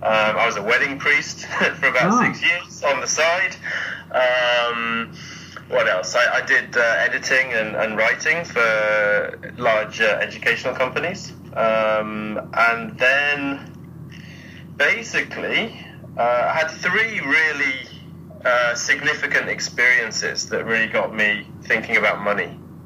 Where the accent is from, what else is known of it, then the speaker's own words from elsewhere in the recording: England, United Kingdom; moved away as an adult; also born or lived in Germany / Spain / China; now in Japan; So my parents are British. I was born in Germany, lived there for a couple of years. So I left when I was two. Went back to England for a bit, then moved to Spain for 8 years.